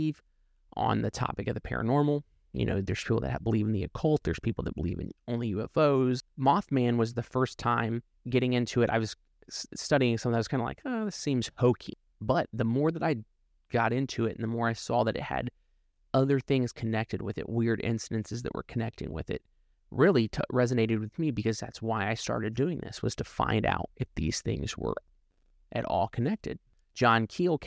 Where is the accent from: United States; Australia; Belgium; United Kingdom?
United States; Ohio; moved away; also born or lived in North Carolina; I'm originally from Ohio, and when I would drive home, I would take US 35 through there.